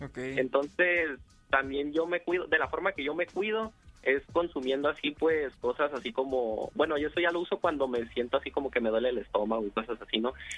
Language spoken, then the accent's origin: Spanish; Tecate, Baja California, Mexico; yo soy de la ciudad de Tecate, Baja California